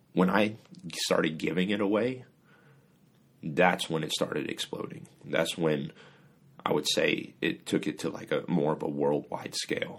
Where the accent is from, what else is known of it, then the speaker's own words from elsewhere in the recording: Singapore; also born or lived in Kansas, United States; now in United States; I'm originally from Singapore. I was born in Singapore.